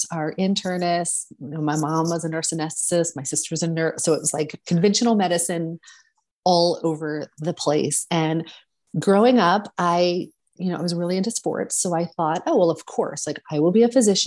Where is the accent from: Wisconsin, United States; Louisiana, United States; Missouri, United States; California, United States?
Louisiana, United States; New Orleans; moved away as an adult; also born or lived in San Francisco; I grew up in New Orleans